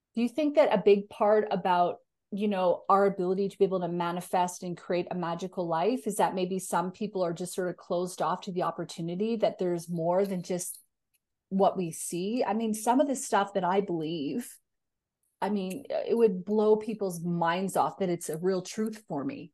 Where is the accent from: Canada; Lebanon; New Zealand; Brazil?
Canada; now in Australia; I'm a Canadian as well, and I live in Australia.